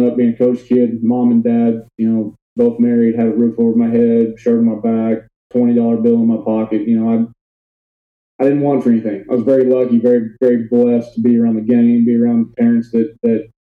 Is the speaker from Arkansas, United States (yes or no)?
no; Konawa, Oklahoma, United States; also born or lived in Ada, Oklahoma; I'm born and raised in Oklahoma. Grew up in a small town of 1,000 people, Kanawha, Oklahoma.